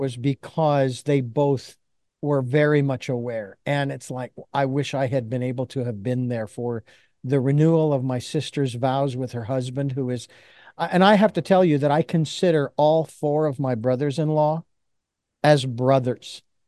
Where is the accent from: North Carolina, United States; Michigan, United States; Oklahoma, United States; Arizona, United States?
Arizona, United States; Phoenix; I was born and raised in Phoenix, Arizona.